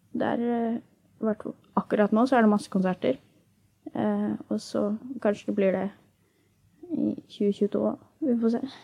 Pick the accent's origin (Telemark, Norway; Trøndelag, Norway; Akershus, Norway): Akershus, Norway; Asker; pleier jeg å chille hjemme i Asker